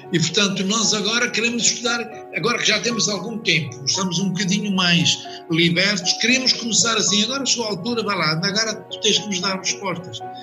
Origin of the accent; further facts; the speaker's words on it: Coimbra, Centro, Portugal; also born or lived in Angola; now in Lisbon, Portugal; Eu nasci em África e mais propriamente em Angola mas vim residir e onde me formei em Coimbra, portanto as minhas origens praticamente são de Coimbra.